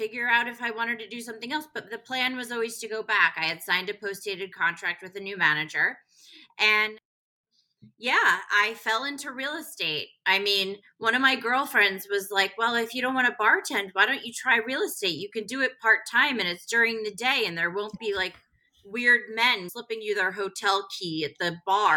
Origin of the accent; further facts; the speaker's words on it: Connecticut, United States; also born or lived in Manhattan, New York / Westhampton Beach, New York; now in New York City, United States; we moved to West Hampton Beach and then Connecticut for my dad's job. And I was raised in Connecticut